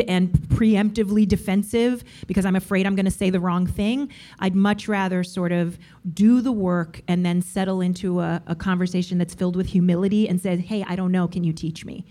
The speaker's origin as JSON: {"language": "English", "region": "New York", "country": "United States", "said": "I am a New Yorker"}